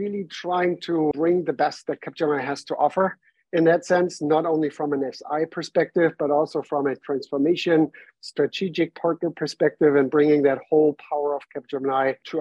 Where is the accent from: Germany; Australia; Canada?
Germany; English is a second language; moved away as an adult; now in New York, United States; I was born and raised in Germany, came over to the US in 2017, moved to New York at that time